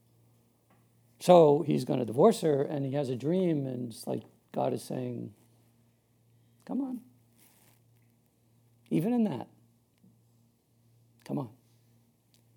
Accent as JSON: {"language": "English", "area": "Long Island", "region": "New York", "country": "United States", "said": "so I'm from Long Island, New York, originally. Born up in the 60s, pretty rough time. Brought up Catholic"}